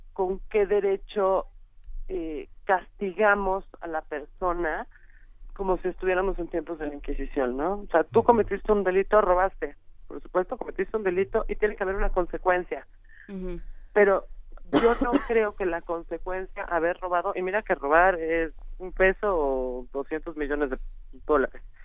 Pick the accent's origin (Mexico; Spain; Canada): Mexico; como mexicanos